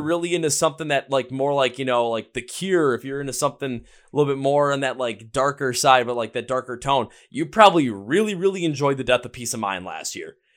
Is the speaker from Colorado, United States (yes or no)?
no; Wisconsin, United States; I am from Wisconsin